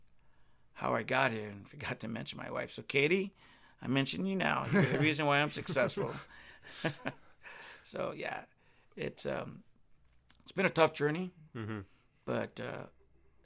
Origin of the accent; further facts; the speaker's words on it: Wilmington, California, United States; moved away as an adult; also born or lived in Wisconsin; now in Eau Claire, United States; my hometown, Wilmington, California